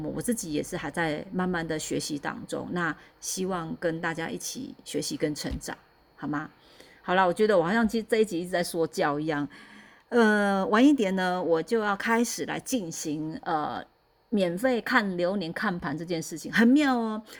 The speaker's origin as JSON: {"language": "Chinese", "region": "central Taiwan", "country": "Taiwan", "said": "那时候我我是中部人啊，我是中部人搬上来的。那那时候我还在中部"}